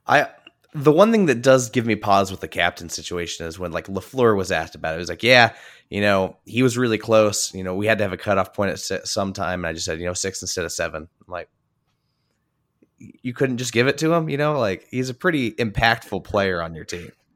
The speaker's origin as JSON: {"language": "English", "region": "Indiana", "country": "United States", "said": "I'm from Indiana."}